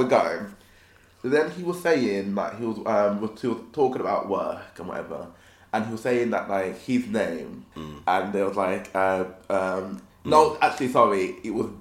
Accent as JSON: {"language": "English", "town": "Pilton", "region": "South West England", "country": "United Kingdom", "said": "I was from Pilton, so I was Somerset."}